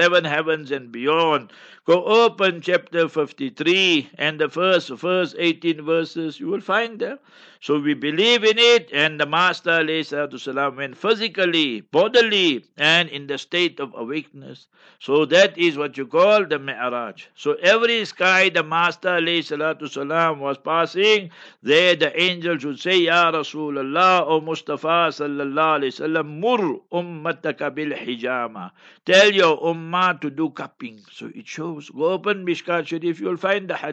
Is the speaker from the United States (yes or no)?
no; Heidelberg, Gauteng, South Africa; moved away; Heidelberg, my hometown, my, you know, place where I was born and bred and schooled